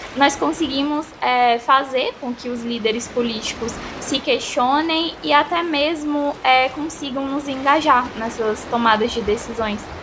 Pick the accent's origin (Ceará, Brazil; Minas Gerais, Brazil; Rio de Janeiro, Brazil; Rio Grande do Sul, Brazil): Ceará, Brazil; sou aqui do Ceará